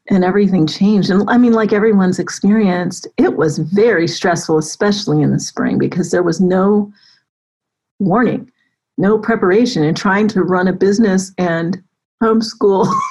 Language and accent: English; Florida, United States; born there; also born or lived in Germany / Colorado / California / Texas; now in Atlanta, United States; I was born in North Florida. We lived in Germany, Colorado. I've lived in California, Texas for eight years, Maryland, DC, and now I've been in Atlanta for over a decade, amazingly.